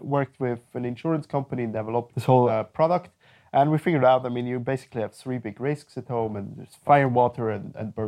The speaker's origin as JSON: {"language": "English", "town": "Winterthur", "region": "Zurich", "country": "Switzerland", "tie": "born or raised there", "also_born_or_lived": "Ireland / China", "said": "I was born in Winterthur and raised there."}